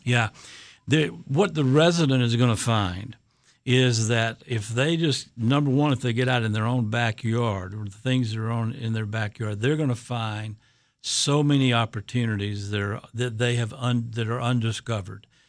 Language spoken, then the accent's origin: English; Georgia, United States; moved away as an adult; now in Connecticut, United States; I'm from Georgia originally